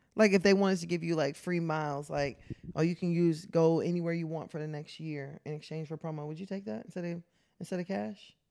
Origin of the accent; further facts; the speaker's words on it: the South, United States; I'm also from the South.